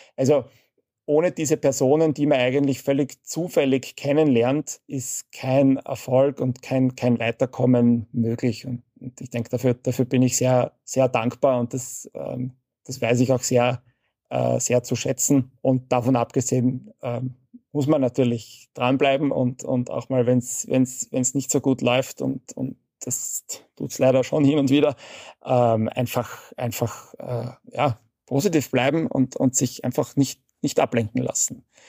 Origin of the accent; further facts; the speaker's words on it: Vienna, Austria; ich bin in Wien aufgewachsen